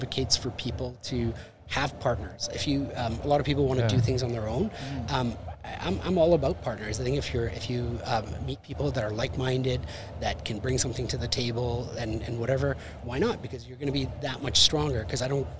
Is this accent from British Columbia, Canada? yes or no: no; Winnipeg, Manitoba, Canada; moved away as an adult; also born or lived in Costa Rica; I was from Winnipeg to Costa Rica, right, and then back to Winnipeg.